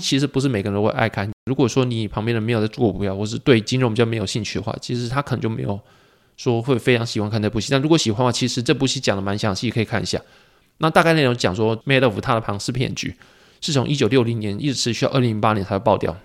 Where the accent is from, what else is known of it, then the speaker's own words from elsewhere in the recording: Taiwan; also born or lived in Pingtung; 我们是外省长大嘛